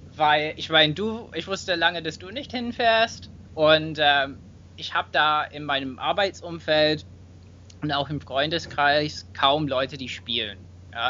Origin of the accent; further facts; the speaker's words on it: England, United Kingdom; German is a second language; moved away; ich bin auch Engländer und entschuldige mich natürlich für meinen Akzent